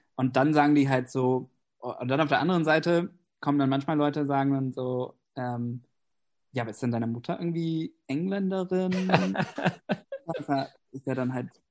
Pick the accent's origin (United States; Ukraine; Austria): United States; Pennsylvania; first language English; German is a second language; also born or lived in Berlin; now in Germany; ich komme eigentlich aus den USA, ähm, wohne aber seit längerem in Deutschland